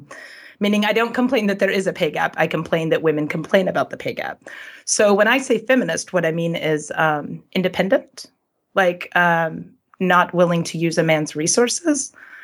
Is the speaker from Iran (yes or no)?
no; Sweden; Yes, the things that are happening today that are public, I know you've talked about the problems in Sweden with feminism. Those issues I saw those when I was younger, when I was a teenager